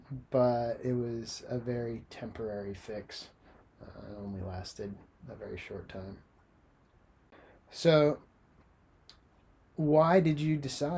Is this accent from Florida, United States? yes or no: yes; Florida, United States; Well, I've had more experience with the sun. I'm from the Sunshine State.